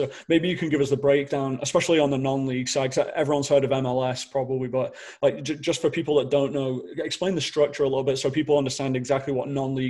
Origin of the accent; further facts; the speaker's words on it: Manchester, North West England, United Kingdom; moved away; I'm from Manchester